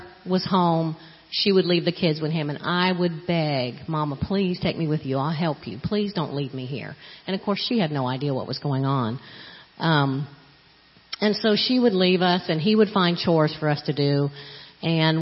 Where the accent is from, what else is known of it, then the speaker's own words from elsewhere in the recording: Florida, United States; moved away; I grew up in Florida, and I never knew who my biological father was